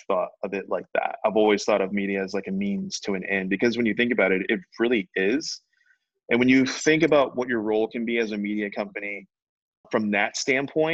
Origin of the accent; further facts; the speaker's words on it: Richmond, Virginia, United States; I'm from Richmond, Virginia